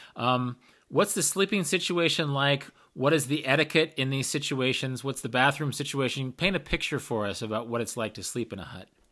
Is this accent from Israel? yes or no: no; United States; Being an American hiker by, by nature